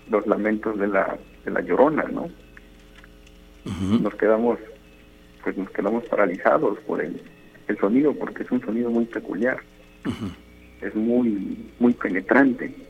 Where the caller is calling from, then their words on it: Boca del Río, Veracruz, Mexico; Ahorita estoy aquí en la ciudad